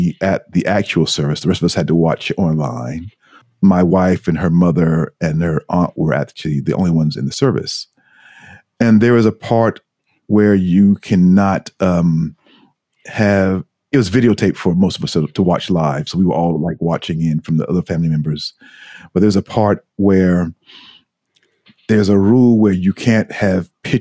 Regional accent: United States; moved away as an adult; also born or lived in New York City; now in Tokyo, Japan; as an American

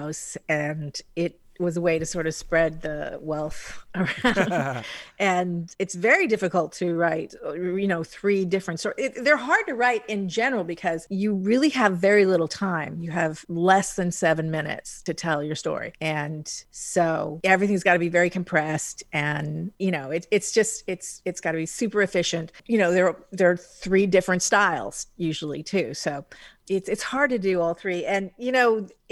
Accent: Hawaii, United States; I'm from Hawaii.

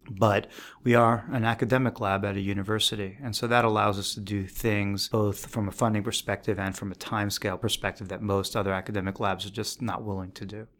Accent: New York City, New York, United States; I grew up on the East Coast. I grew up in New York City

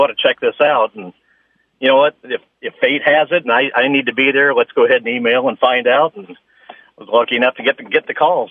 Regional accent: Indianapolis, Indiana, United States; moved away as an adult; now in Orange County, United States; I'm originally from Indianapolis and I basically grew up in the shadows of, uh, sixteenth and Georgetown and moved out to Southern California about twelve years ago

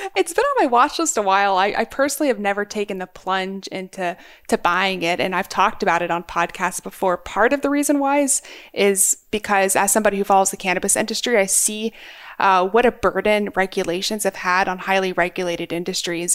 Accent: Maryland, United States; my home state, Maryland

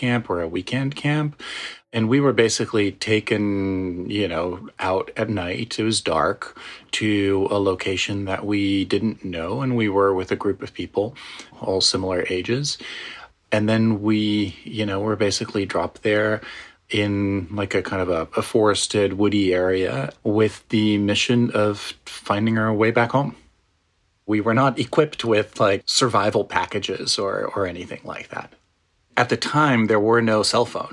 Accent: Netherlands; moved away as an adult; now in United States; I am originally from the Netherlands, but I've been in the U.S. for the last, well, almost 20 years

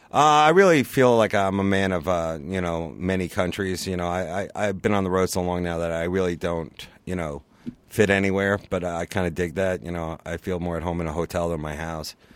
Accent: Long Island, New York, United States; I grew up on Long Island.

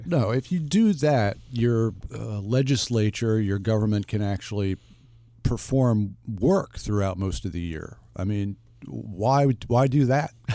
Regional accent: United States; as an American

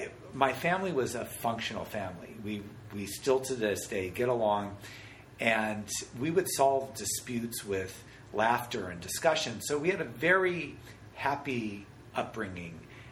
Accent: Denver, Colorado, United States; Denver, Colorado.

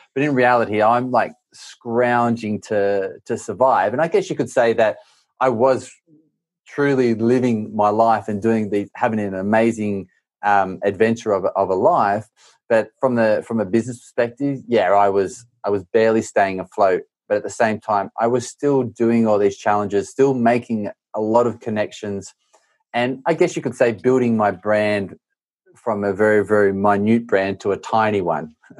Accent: Australia; moved away; I grew up in Australia

